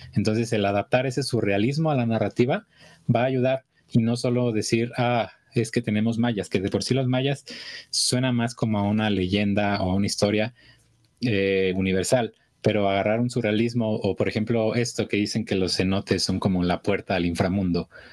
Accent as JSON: {"language": "Spanish", "region": "Michoacán", "country": "Mexico", "said": "yo por ejemplo de acá en Michoacán"}